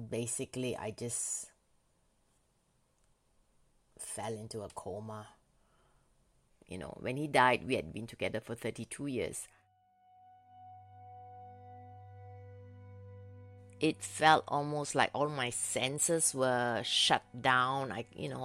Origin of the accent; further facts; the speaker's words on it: Malaysia; moved away as an adult; now in Norway; I grew up in Malaysia